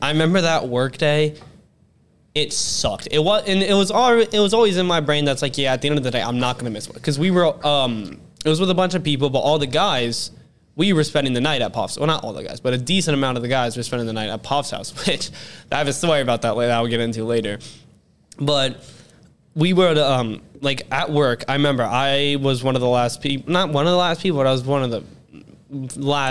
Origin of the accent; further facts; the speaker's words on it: Ohio, United States; we are from Ohio